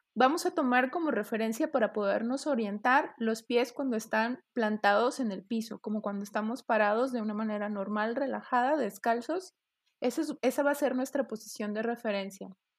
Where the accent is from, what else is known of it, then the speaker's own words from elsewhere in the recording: Mexico; un legado precolonial que tenemos nosotros como, mexicanos